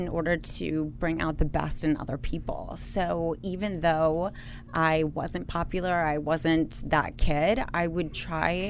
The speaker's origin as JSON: {"language": "English", "town": "Washington", "region": "District of Columbia", "country": "United States", "said": "Washington, D.C."}